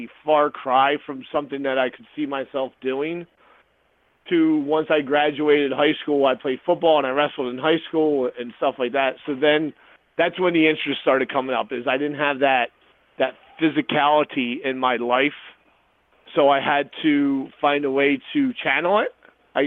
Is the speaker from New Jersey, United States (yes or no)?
yes; New Jersey, United States; now in Florida, United States; I was born and raised in South Jersey, both me and Chaz were